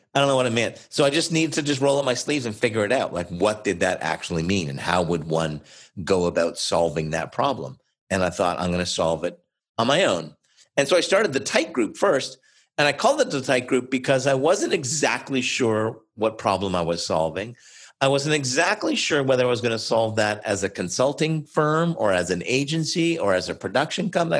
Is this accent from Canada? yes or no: yes; Oshawa, Ontario, Canada; also born or lived in Montreal; originally from Montreal, but I grew up in a city about an hour east of Toronto called Oshawa, Ontario